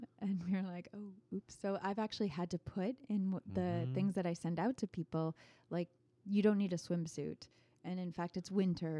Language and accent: English; Ireland; So I'm Irish. I grew up partly in Ireland.